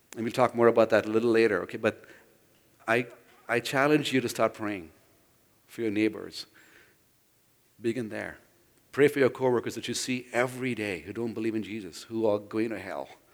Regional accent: India; moved away; I grew up in India

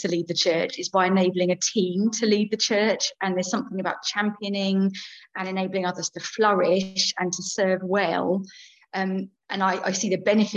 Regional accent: Chichester, South East England, United Kingdom; moved away as an adult; also born or lived in London; back to my hometown, really. I grew up around here.

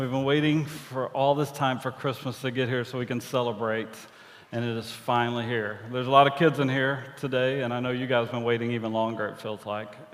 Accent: Angleton, Texas, United States; which is really close to where I grew up in Angleton, Texas, home of the Wildcats, purple and white, fight, fight, fight.

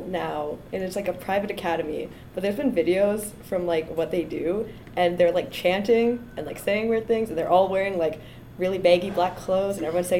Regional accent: Canada; I'm also Canadian

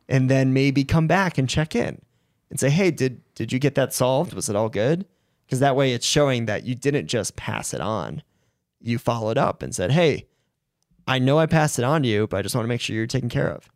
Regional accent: Rhode Island, United States; I grew up in Rhode Island

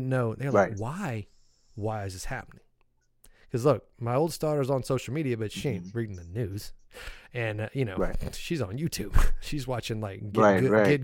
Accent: Raleigh, North Carolina, United States; also born or lived in Bertie County, North Carolina; came back to Raleigh when I was little. And you know, so I grew up in Raleigh

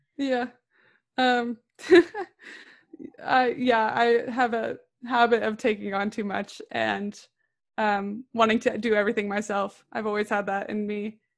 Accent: Orange County, California, United States; I'm from Orange County, California

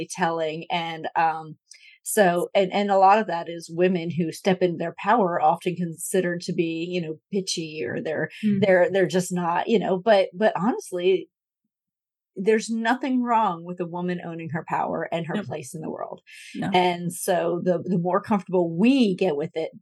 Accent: Northeast, United States; I grew up in the Northeast

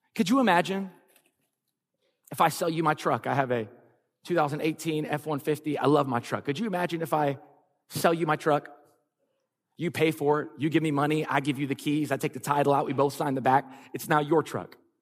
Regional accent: Lafayette, Louisiana, United States; moved away as an adult; also born or lived in California; We're both born and raised in Lafayette, Louisiana

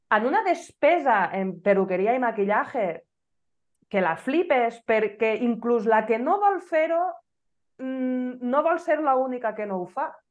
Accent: Benissa, Valencian Community, Spain; jo era una benissera acèrrima

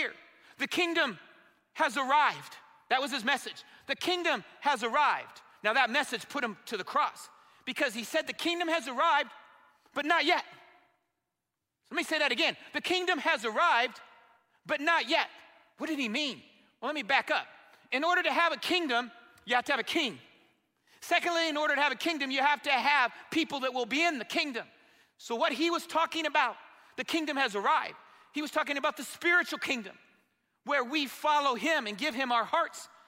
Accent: Indiana, United States; I'm from Indiana

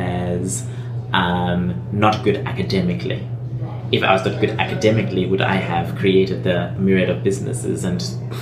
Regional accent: England, United Kingdom; born there; even though I was born, by the way, in England, but I never grew up in England.

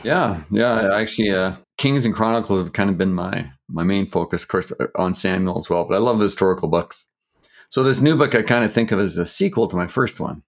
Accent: Canada; I grew up in Canada, I'm Canadian

